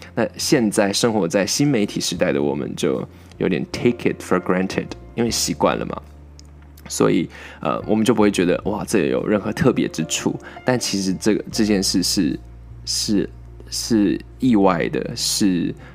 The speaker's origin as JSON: {"language": "Chinese", "region": "Miaoli County", "country": "Taiwan", "said": "我们也是美国来的苗栗人"}